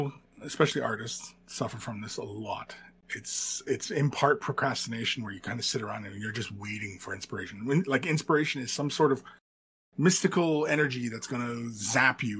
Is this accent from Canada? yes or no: yes; London, Ontario, Canada; moved away as an adult; I was born and raised in Southern Ontario. I'm from London, Ontario.